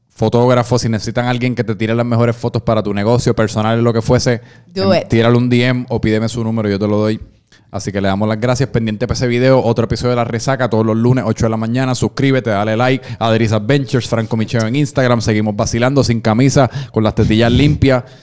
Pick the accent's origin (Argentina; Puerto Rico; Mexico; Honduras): Puerto Rico; acabamos siendo puertorriqueños, tenemos que vivir en este mundo que estos políticos están creando para nosotros